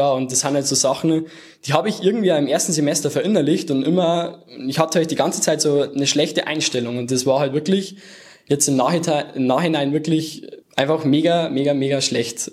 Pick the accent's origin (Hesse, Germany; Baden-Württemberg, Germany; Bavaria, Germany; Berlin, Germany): Bavaria, Germany; near Erding; now in Munich, Germany; komme aus der Nähe von Erding